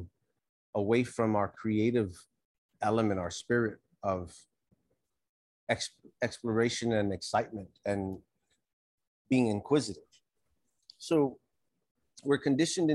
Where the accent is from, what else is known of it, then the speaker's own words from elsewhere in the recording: New York City, New York, United States; I grew up here in New York. I left. I joined the military. I traveled the country a little bit. And then I came back about 20 years ago. I was raised here.